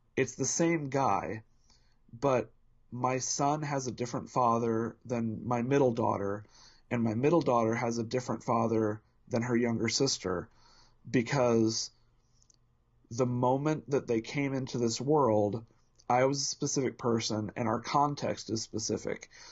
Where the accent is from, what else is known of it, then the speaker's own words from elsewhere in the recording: Indianapolis, Indiana, United States; born and bred in Indianapolis, Indiana